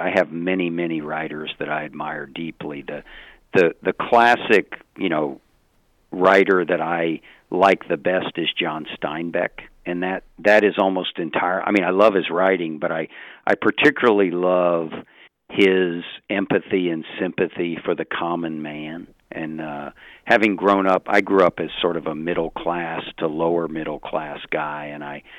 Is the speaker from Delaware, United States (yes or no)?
no; Virginia, United States; I'm from Virginia